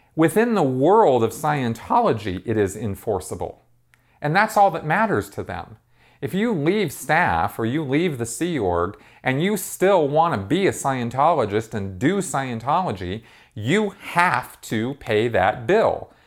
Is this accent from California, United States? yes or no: yes; Pasadena, California, United States; where I grew up in Pasadena